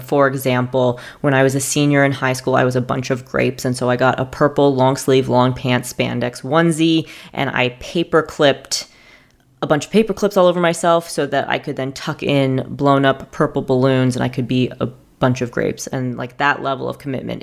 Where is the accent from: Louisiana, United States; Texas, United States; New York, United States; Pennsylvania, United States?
New York, United States; moved away as an adult; also born or lived in the South (US); now in US South; I am a New Yorker who is living in the South at this juncture